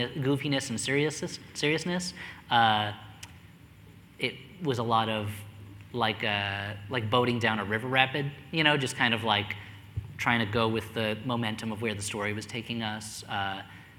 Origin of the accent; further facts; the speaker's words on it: New Jersey, United States; I grew up in New Jersey